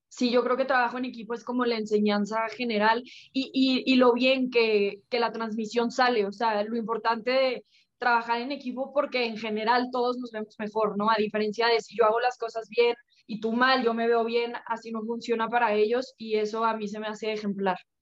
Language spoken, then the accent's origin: Spanish; Mexico; somos cinco mexicanas Así que también estoy contenta de poder representar a México